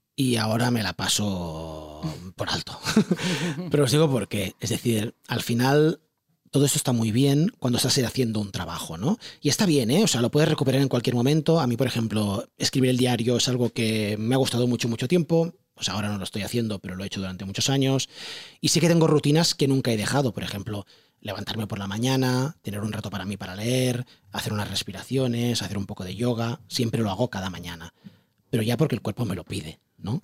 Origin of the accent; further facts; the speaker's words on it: Barcelona, Catalonia, Spain; yo vengo de un barrio de Barcelona del Guinardó